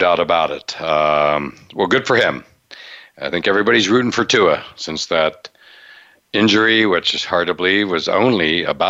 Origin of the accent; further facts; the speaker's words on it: near State College, Pennsylvania, United States; growing up near State College